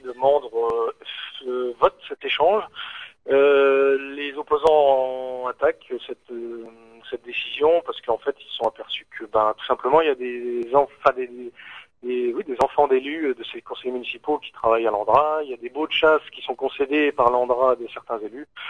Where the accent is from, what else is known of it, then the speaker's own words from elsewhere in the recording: northern Lorraine, Grand Est, France; nous on vient du nord de la Lorraine